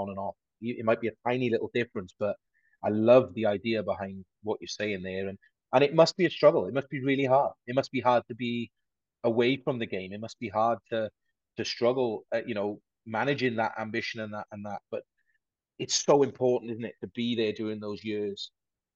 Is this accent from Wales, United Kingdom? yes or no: yes; Aberystwyth, Wales, United Kingdom; I'm a boy from Aberystwyth in South Wales